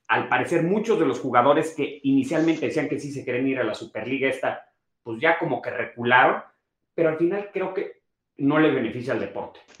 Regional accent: Mexico City, Mexico; nosotros como, a ver, como chilangos

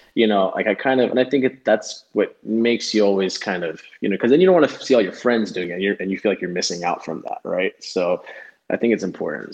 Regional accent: Broward County, South Florida, United States; also born or lived in Clearwater, Florida / Miami, Florida; we bro- both grew up in Broward County, which I feel like even though it's South Florida

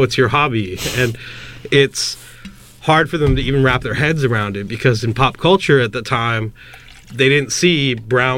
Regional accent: Northern California, United States; moved away as an adult; now in New York, United States; back in Cali, where I grew up in Northern California

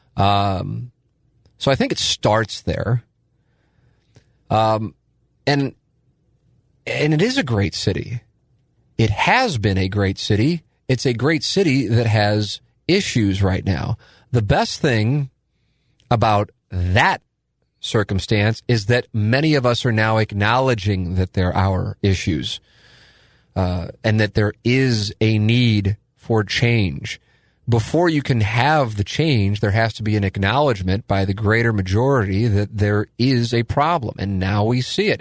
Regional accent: St. Louis, Missouri, United States; I was born and raised in South City

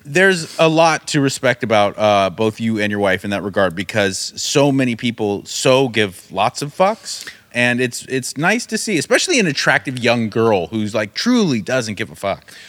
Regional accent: United States; I grew up in America in the nineties

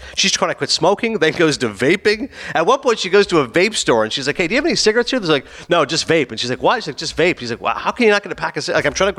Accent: New Jersey, United States; It's this little show about an Egyptian family growing up in North Jersey. It's how I grew up.

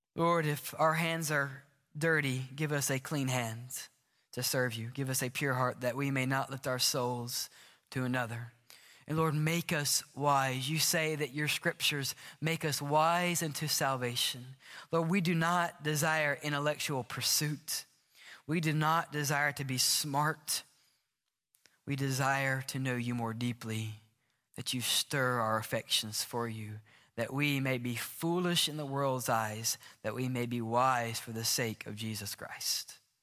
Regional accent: the South, United States; I grew up in the South

